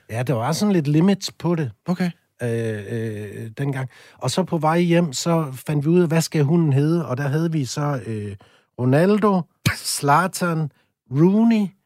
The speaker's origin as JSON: {"language": "Danish", "area": "a small town outside Aalborg", "region": "North Denmark Region", "country": "Denmark", "said": "der hvor jeg kommer fra, det er jo en lille by lidt uden for Aalborg, så flyttede jeg til Aalborg senere"}